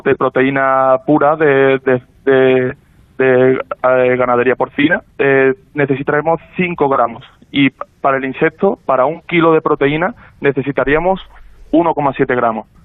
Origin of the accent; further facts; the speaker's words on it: Seville, Andalusia, Spain; nosotros somos varios socios sevillanos